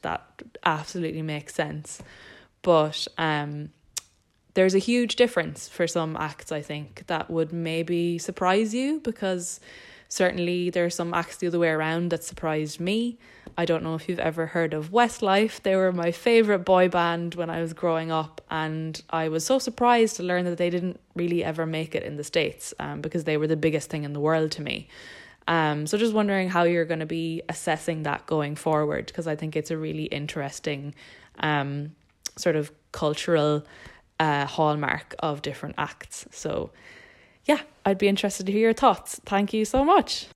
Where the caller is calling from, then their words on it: Dublin, Leinster, Ireland; I'm calling from Dublin in Ireland.